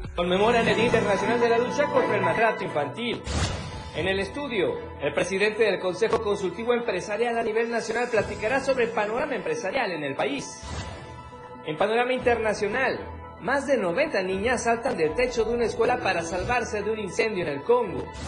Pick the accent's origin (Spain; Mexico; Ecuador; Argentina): Mexico; Chiapas; como chapanecos